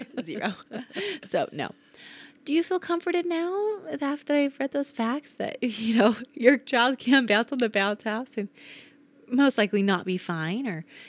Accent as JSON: {"language": "English", "region": "Utah", "country": "United States", "said": "I say pillow like an American. But I am from Utah, so we probably should say pillow."}